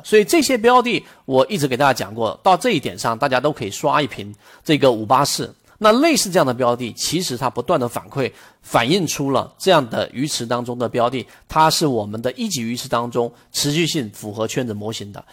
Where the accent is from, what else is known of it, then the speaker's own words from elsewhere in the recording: China; 我们中国人永远都不会做口香糖这么个东西